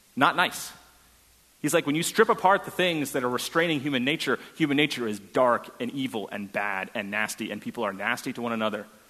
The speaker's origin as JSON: {"language": "English", "region": "Northeast", "country": "United States", "also_born_or_lived": "New Hampshire", "moved": "yes", "lives_now": "Houston, United States", "said": "my family is a split political family, and since we're from the Northeast"}